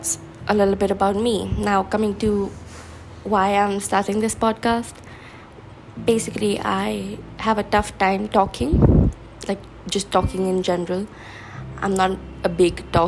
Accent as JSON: {"language": "English", "country": "India", "said": "I am from India."}